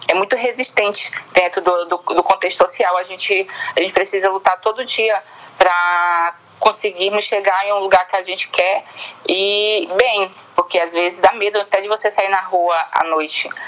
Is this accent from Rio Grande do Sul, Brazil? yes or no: no; Bacabal, Maranhão, Brazil; also born or lived in São Luís; now in São Paulo, Brazil; tenho 20 anos de idade. É, sou natural da cidade de Bacabal, porém morei quatro anos em São Luís e, e atualmente estou em São Paulo.